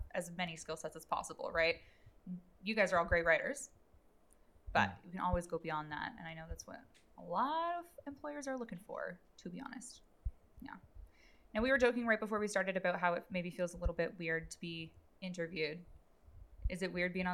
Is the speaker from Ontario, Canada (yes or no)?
yes; Toronto, Ontario, Canada; now in London, Canada; I'm originally from Toronto as well